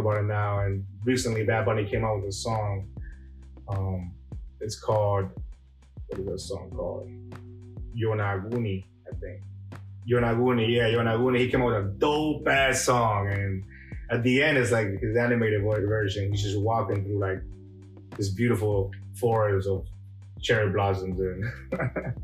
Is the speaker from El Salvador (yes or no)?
yes; El Salvador; moved away; Growing up in El Salvador